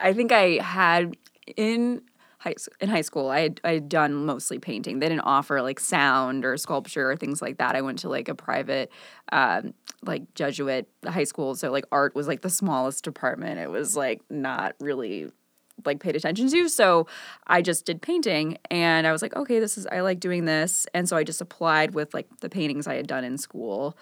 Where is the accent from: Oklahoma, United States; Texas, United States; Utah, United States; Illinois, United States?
Illinois, United States; Northfield; Northfield is the, the where I grew up. It's, like, kinda near Kenilworth